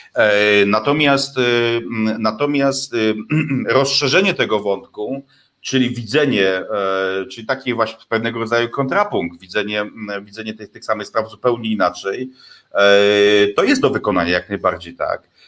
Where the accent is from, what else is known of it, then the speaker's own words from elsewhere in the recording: western Poland, Poland; skąd pochodzę, czyli zachodniej Polski